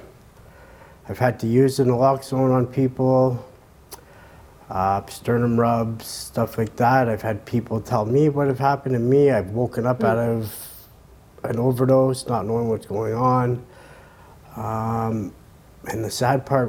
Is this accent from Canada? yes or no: yes; Montreal, Quebec, Canada; I started off at a young age growing up in Montreal